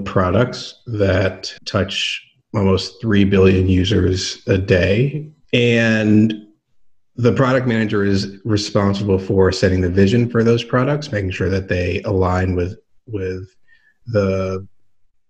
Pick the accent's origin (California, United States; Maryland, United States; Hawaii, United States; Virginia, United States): Maryland, United States; Chevy Chase; moved away as an adult; I grew up in Chevy Chase, Maryland, right outside of D.C.